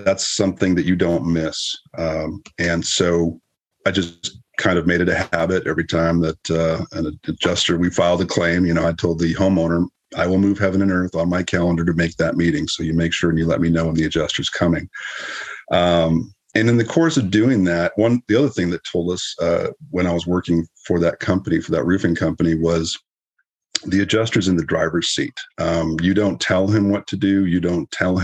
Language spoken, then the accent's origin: English; Southern California, United States; moved away as an adult; also born or lived in Winnipeg, Canada; now in San Antonio, United States; originally I'm from Canada, born in Winnipeg, and grew up in Southern California.